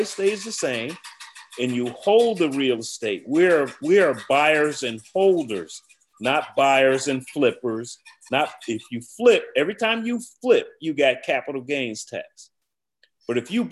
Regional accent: Chicago, Illinois, United States; moved away; I grew up in Chicago

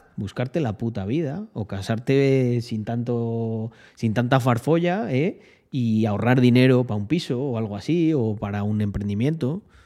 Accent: Almendralejo, Extremadura, Spain; also born or lived in Salamanca; now in Andorra; Yo, aquí donde me veis, en Andorra, vengo de un pueblecito llamado Almendralejo

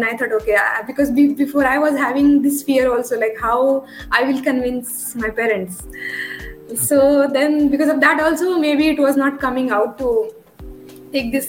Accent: Sangli, Maharashtra, India; moved away as an adult; also born or lived in United Kingdom; now in Pune, India; hometown is in Sangli, which is like Sangli. about maybe 250 kilometers from Pune.

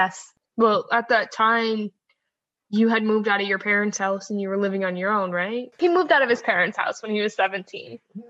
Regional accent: Maine, United States; Growing up in Maine

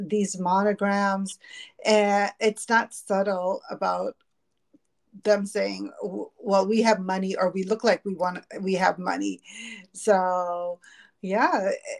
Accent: Boston, Massachusetts, United States; also born or lived in Berkshires; now in Las Vegas, United States; in Boston, growing up in the East Coast, especially in the Northeast

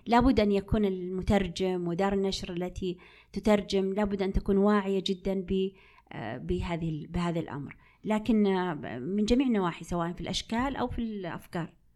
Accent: Unaizah, Al-Qassim, Saudi Arabia; مدينتي التي ولدت فيها، اللي هي مدينة عنيزة

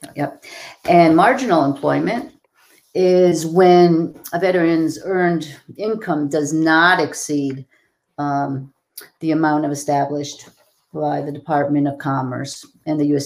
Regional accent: Massachusetts, United States; I am from Massachusetts

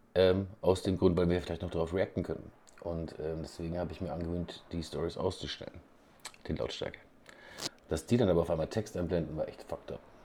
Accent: Bavaria, Germany

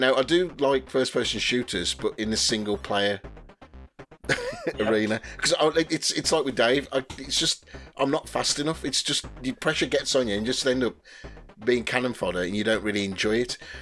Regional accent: West Midlands, United Kingdom; I come from the West Midlands and I'm 47.

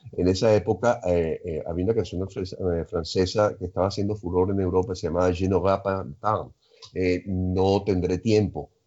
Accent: Caracas, Capital District, Venezuela; Estaba viendo en los Chaguaramas y me fui a vivir a Cumbres de Curúmenes.

